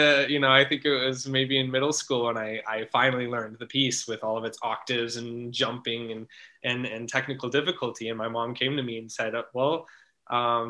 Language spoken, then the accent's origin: English; Salt Lake City, Utah, United States; moved away as an adult; also born or lived in Boulder, Colorado; I grew up in Salt Lake City, Utah